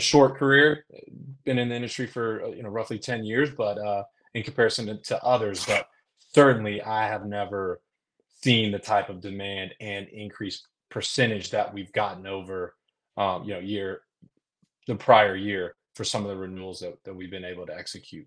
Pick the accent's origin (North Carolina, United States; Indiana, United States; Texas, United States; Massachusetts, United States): North Carolina, United States; Concord; I grew up in Concord, North Carolina